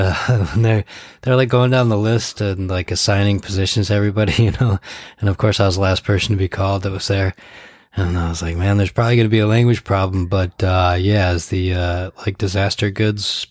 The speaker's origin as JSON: {"language": "English", "town": "Ann Arbor", "region": "Michigan", "country": "United States", "tie": "born or raised there", "said": "I grew up in Ann Arbor too"}